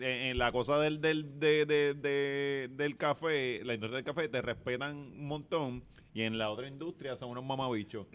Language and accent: Spanish; Ponce, Puerto Rico; paso por el barrio de mi abuela, donde yo, yo crecí, en Bélgica, en la 6, la, calle de Héctor Lavoe